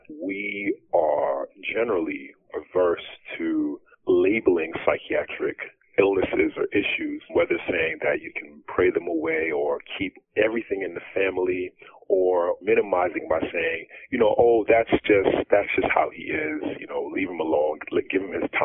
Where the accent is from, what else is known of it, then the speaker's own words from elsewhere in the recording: Long Island, New York, United States; I came back to my hometown in Long Island, New York